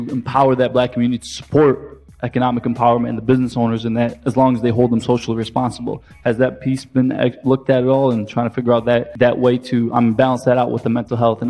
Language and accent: English; Detroit, Michigan, United States; moved away as an adult; now in Washington, D.C., United States; I'm originally from Detroit